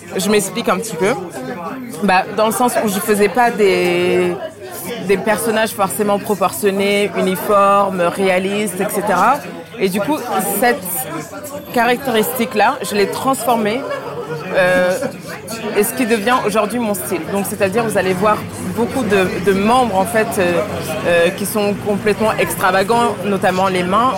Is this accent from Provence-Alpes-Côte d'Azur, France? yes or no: no; Paris, Île-de-France, France; also born or lived in Dakar, Senegal / United States; Je suis née à Dakar et j'ai grandi à Dakar. Et euh, je suis arrivée euh, à Paris quand j'avais 8 ans